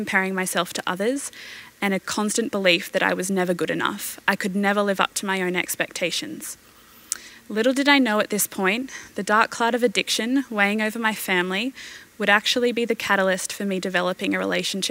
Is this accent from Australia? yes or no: yes; Brisbane, Queensland, Australia; I was born in Brisbane and I've lived here my entire life.